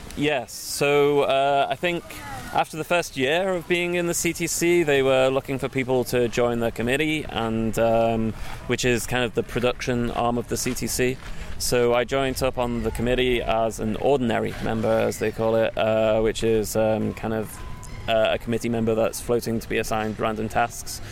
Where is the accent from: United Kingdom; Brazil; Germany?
United Kingdom; England; moved away as an adult; now in Copenhagen, Denmark